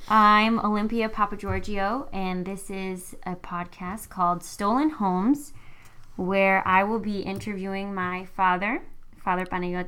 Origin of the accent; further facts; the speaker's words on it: Ayia Napa, Famagusta District, Cyprus; also born or lived in Larnaca; I was actually born in Cyprus, in Larnaca, but I grew up in Agia Napa, which is a party town. Still is a party town.